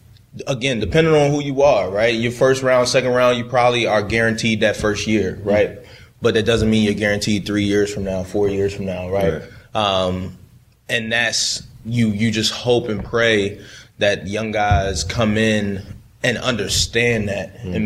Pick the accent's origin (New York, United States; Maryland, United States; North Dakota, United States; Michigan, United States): Maryland, United States; Baltimore; And I remember, you know, like I said, I grew up in Baltimore, that purple and black, you know.